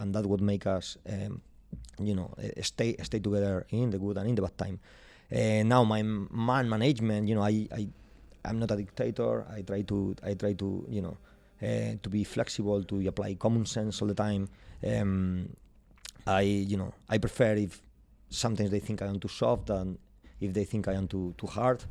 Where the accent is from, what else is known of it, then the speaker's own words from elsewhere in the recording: Madrid, Community of Madrid, Spain; English is a second language; moved away as an adult; now in Glasgow, United Kingdom; I'm from Madrid